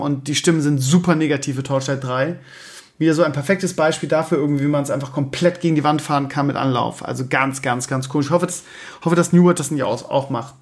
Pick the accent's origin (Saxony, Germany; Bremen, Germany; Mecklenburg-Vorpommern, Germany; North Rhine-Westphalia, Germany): Bremen, Germany; moved away as an adult; also born or lived in Scheeßel; now in Hamburg area, Germany; ich 30 Jahre im Leben Bremen gelebt habe